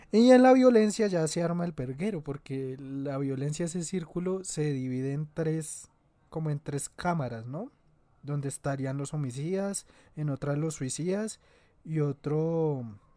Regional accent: Antioquia, Colombia; yo soy de Antioquia.

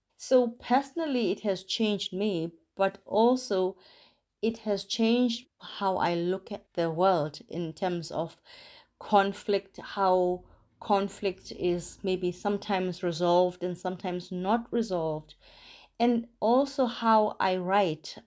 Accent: South Africa; moved away as an adult; now in Northern Ireland, United Kingdom; I'm originally from South Africa, so I came to Northern Ireland 20 years ago

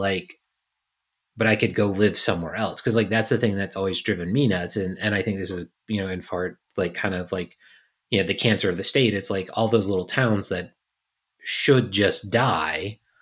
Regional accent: Virginia, United States; moved away; I grew up in a city that, you know, when I think I was born, there was two hundred fifty thousand people

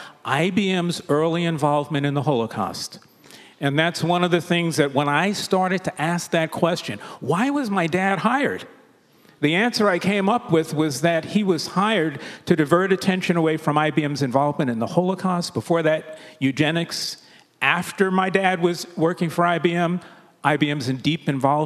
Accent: New York City, New York, United States; We grew up in the Williamsbridge area of the Bronx

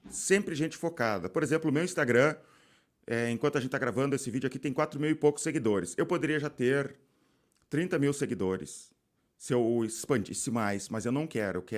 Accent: Belo Horizonte, Minas Gerais, Brazil; Eu sou de BH.

